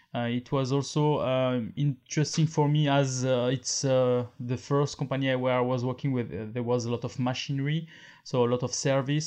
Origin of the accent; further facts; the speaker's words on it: France; accent: French; English is a second language; I am French. Uh, maybe you notice with my accent, and I'm living in France.